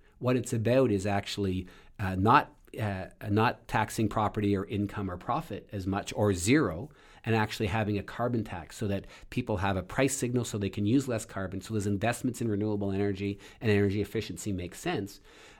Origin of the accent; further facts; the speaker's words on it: Canada; moved away as an adult; now in United States; And so, I'm also originally from Canada, came to this country to do my PhD research, and ended up staying.